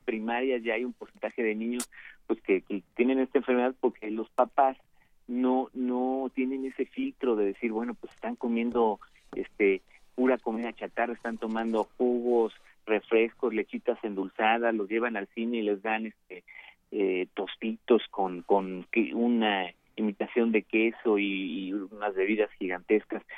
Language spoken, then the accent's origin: Spanish; Mexico; como mexicanos